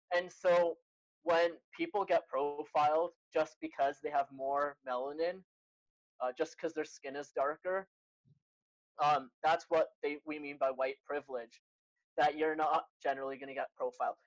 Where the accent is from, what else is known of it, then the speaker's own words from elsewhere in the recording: Canada; I'm Canadian, as Crawford said, born in Canada, uh, but I have Egyptian parents. They immigrated before I was born here.